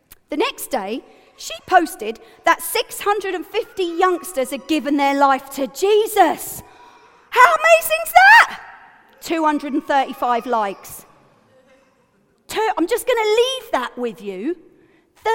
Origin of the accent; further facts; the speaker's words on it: United Kingdom; I'm also British